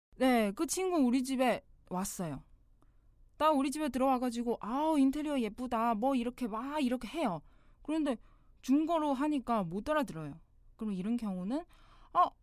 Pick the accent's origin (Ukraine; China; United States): China; Korean is a second language; now in Seoul, South Korea; 저는 나는 중국 사람이에요.